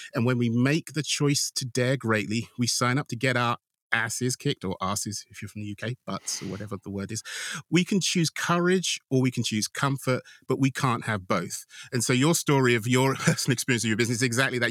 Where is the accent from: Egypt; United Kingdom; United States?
United Kingdom; being British